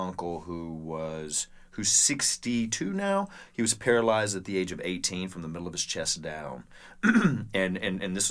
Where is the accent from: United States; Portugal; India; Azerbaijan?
United States; Alabama; I grew up in Alabama